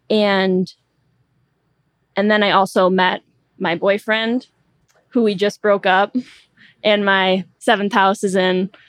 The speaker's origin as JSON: {"language": "English", "town": "Troy", "region": "Michigan", "country": "United States", "tie": "born or raised there", "said": "I was born in Troy, Michigan."}